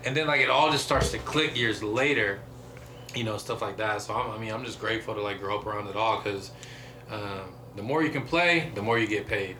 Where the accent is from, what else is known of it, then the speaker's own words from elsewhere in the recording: Medina, Ohio, United States; now in Columbus, United States; growing up in Medina